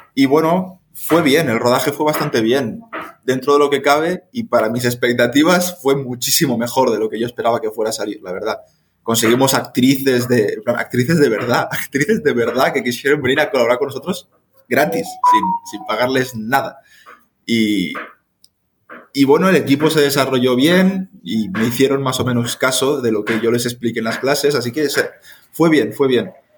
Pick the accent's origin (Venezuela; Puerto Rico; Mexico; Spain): Spain; moved away as an adult; now in Honduras; soy español